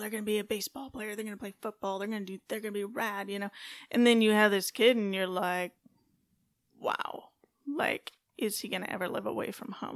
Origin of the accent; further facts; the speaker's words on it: California, United States; moved away as an adult; also born or lived in Fayetteville, North Carolina / Colorado Springs, Colorado; growing up in California, West Coast girl